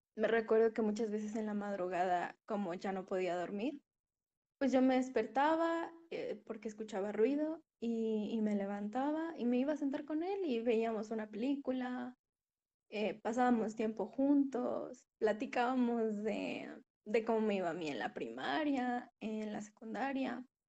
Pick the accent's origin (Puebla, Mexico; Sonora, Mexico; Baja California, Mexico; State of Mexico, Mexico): Puebla, Mexico; Soy de Puebla, México.